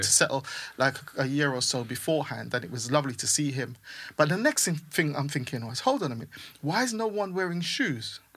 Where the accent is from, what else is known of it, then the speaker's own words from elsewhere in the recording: St. Vincent & Grenadines; also born or lived in Hackney, London, United Kingdom; now in United Kingdom; I grew up in the Caribbean. My, my younger years were in the Caribbean